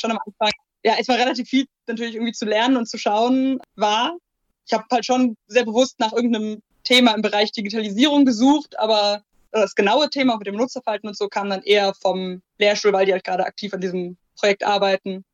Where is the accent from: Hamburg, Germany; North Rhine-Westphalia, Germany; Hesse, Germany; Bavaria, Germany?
North Rhine-Westphalia, Germany; Ruhr area; also born or lived in Aachen; now in Duisburg, Germany; ich komme halt auch ursprünglich eher hier aus der Ecke.